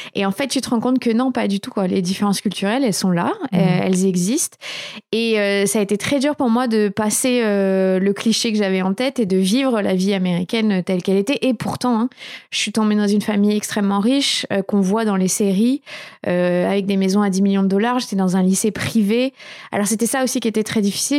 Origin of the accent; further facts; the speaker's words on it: Bordeaux, Nouvelle-Aquitaine, France; also born or lived in Paris / United States; j'ai grandi à Bordeaux